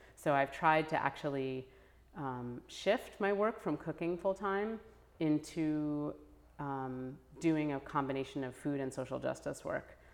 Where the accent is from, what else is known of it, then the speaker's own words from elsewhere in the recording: New Haven, Connecticut, United States; growing up in New Haven, where there's, you know, it's a very racially and economically mixed city